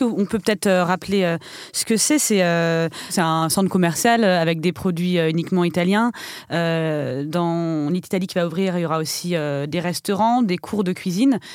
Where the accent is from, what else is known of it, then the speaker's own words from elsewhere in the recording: France; en tant que Français